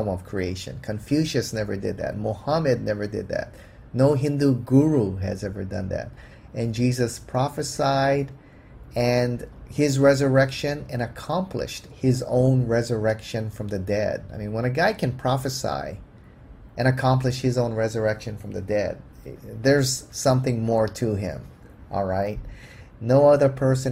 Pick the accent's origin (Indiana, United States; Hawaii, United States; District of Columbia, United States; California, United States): Hawaii, United States; I grew up in the Buddhist culture, and here in Hawaii, it's pretty eclectic.